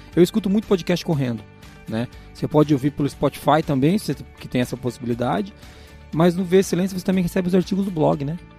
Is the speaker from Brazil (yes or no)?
yes; interior of Paraná, Brazil; da onde eu vim, do interior do Paraná